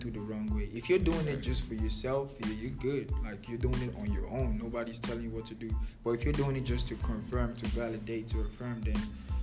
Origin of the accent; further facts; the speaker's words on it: Nigeria; moved away; Nigerian, born and brought up, fully blooded